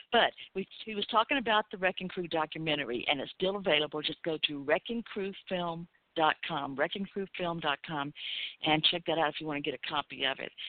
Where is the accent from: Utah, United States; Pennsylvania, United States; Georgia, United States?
Georgia, United States; Atlanta; from my hometown, Atlanta, Georgia